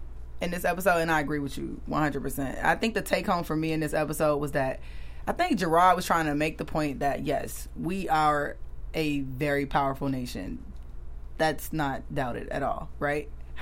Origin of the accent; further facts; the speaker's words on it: United States; we're American